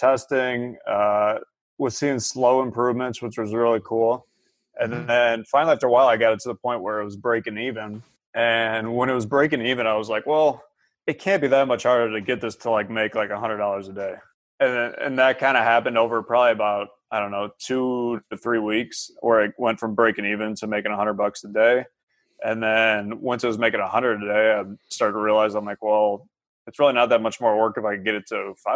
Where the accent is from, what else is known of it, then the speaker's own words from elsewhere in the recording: near Cleveland, Ohio, United States; I grew up like right near Cleveland